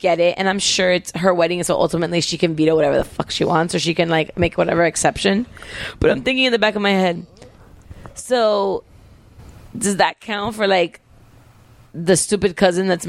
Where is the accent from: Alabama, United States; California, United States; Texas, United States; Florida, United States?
Florida, United States; Miami; I'm from Miami and I grew up in the 80s